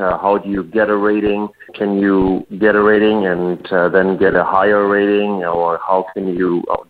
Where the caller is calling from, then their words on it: Langley, British Columbia, Canada; I'm calling from Langley, British Columbia, Canada.